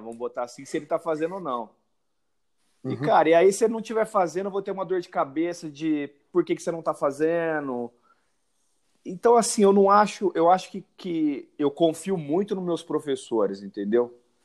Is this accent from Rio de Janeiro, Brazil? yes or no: no; Ribeirão Preto, São Paulo, Brazil; sou de Ribeirão Preto